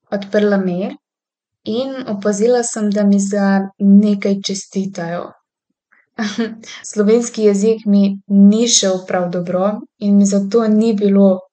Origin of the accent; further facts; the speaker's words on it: Tuzla, Federation of Bosnia and Herzegovina, Bosnia & Herzegovina; Slovenian is a second language; moved away as an adult; now in Slovenia; sem se prijavila na univerzo v svojem rojstnem mestu, opravila sem spremni izpit in postala študentka univerze v Tuzli